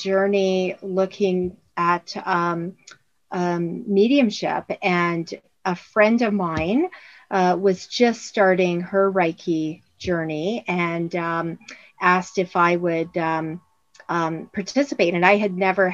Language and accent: English; Windsor, Ontario, Canada; now in Orangeville, Canada; Windsor, my hometown